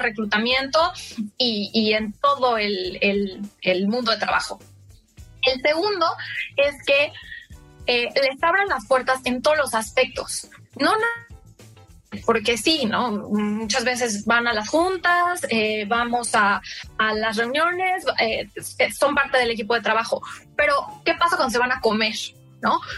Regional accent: Mexico; moved away as an adult; also born or lived in United States; now in London, United Kingdom

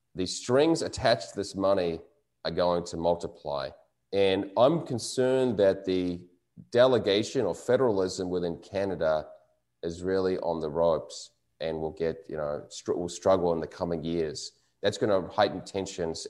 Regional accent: New Zealand; moved away; my home country of New Zealand

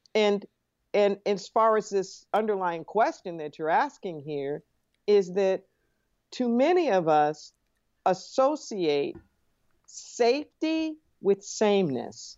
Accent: Los Angeles, California, United States; I grew up in Los Angeles

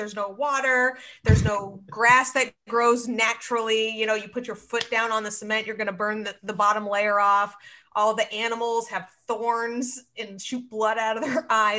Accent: Scottsdale, Arizona, United States; I'm from Scottsdale, Arizona.

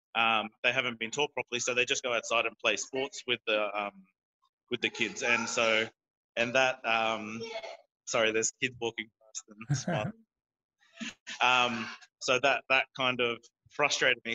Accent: North Queensland, Australia; moved away; I'm from North Queensland originally.

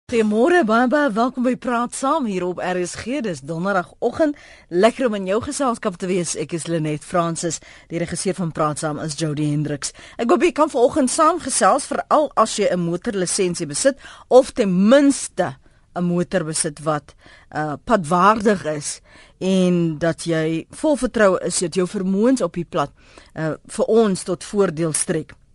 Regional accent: South Africa; ons as Suid-Afrikaners

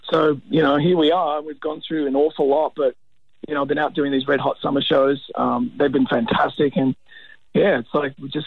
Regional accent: United States; now in Australia; And when we moved out here from America, my parents, you know, my my mum had kind of made earmarks and cut out clippings of the northern beaches of Sydney

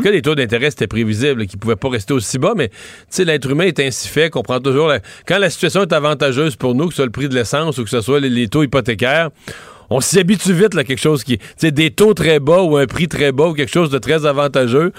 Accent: Rivière-du-Loup, Quebec, Canada; chez, chez, nous, dans ma ville natale, il a fermé, là, à Rivière-du-Loup

